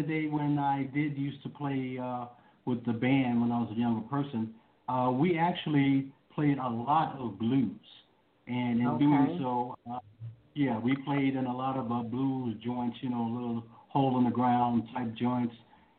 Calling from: Chicago, Illinois, United States; I am calling from the great city of Chicago, Illinois, just south of Chicago, actually about 40 miles, but that's still considered Chicago.

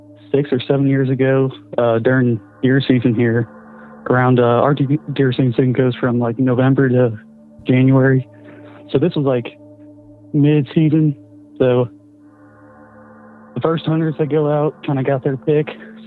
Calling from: Missouri, United States; from Missouri, and I got kind of a Wendigo story.

